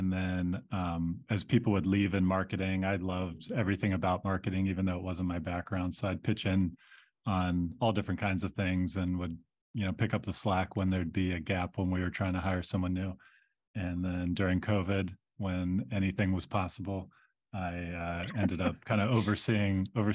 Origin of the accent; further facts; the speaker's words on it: Pittsburgh, Pennsylvania, United States; now in Chicago, United States; I'm from Pittsburgh.